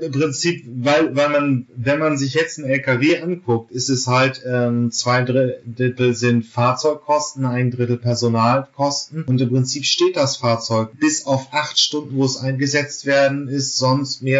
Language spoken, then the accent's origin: German; Germany; Aber da muss ich jetzt natürlich als Deutscher dann wirklich immer noch dieses Standardargument bringen.